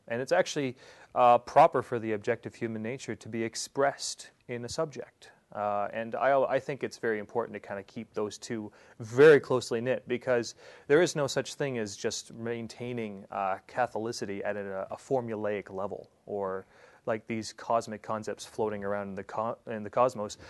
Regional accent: Prince Edward Island, Canada; moved away as an adult; also born or lived in England; now in Saskatchewan, Canada; I am born and raised in Prince Edward Island, um, all on the other end of Canada

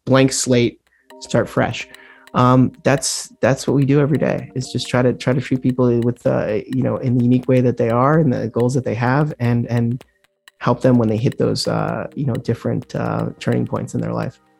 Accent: Mercer Island, Washington, United States; also born or lived in Fort Lauderdale, Florida / New York City; now in Stockbridge, United States; I grew up just outside of Seattle in a small, well, small, I don't want to use the word small town because that means something else in the Berkshires, but yeah, yeah. you know, small compared to Seattle

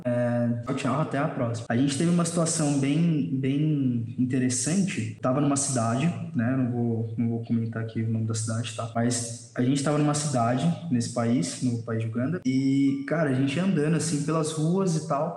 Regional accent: Brazil; a gente é brasileiro

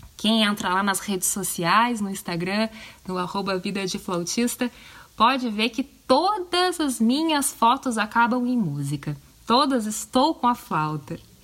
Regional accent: Porto Alegre, Rio Grande do Sul, Brazil; Eu tenho 34 anos, sou de Porto Alegre, tchê, no Rio Grande do Sul

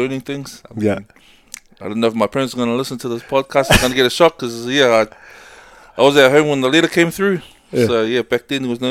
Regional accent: Auckland, New Zealand; all the young guys that I grew up in Avondale

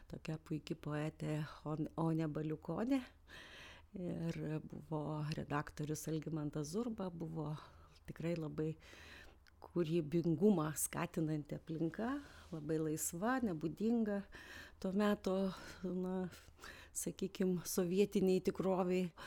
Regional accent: Vilnius, Vilnius County, Lithuania; also born or lived in Aukštaitija; aš Vilnietė, na, kilmės iš aukštaities

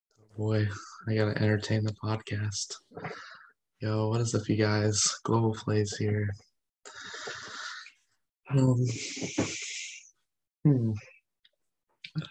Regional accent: Tampa, Florida, United States; also born or lived in Pennsylvania; I was born in Tampa, or in Florida, but my family's all from Pennsylvania

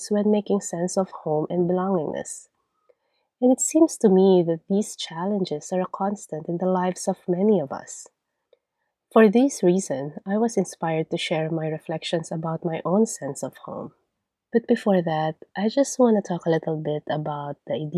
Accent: Philippines; accent: Filipino; first language Tagalog; English is a second language; moved away; my accent will never be unrecognizably Filipino

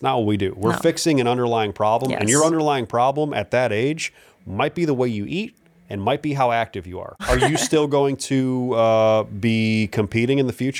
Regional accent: Cleveland, Ohio, United States; She grew up in Akron. I grew up in Cleveland.

